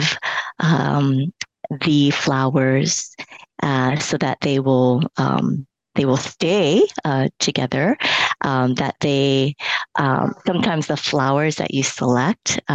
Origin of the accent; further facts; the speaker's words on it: Hawaii, United States; first language Cantonese; English is a second language; also born or lived in Hong Kong; I'm born and raised in Hawaii